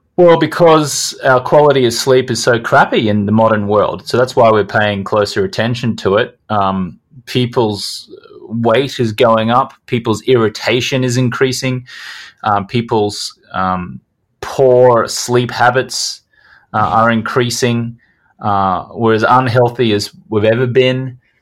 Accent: Brisbane, Queensland, Australia; I grew up in Brisbane, Australia

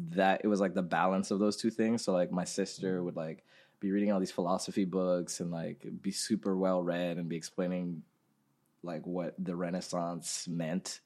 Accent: Ghana; moved away; We grew up in Ghana

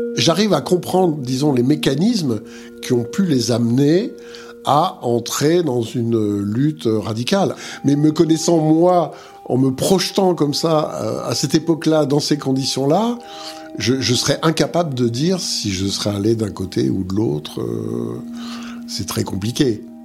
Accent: Montbéliard, Bourgogne-Franche-Comté, France; moved away as an adult; je suis né à Montbéliard, dans le Doubs.

